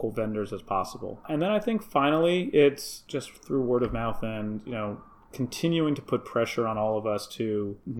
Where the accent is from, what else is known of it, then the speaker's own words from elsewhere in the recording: Milwaukee, Wisconsin, United States; I'm from Milwaukee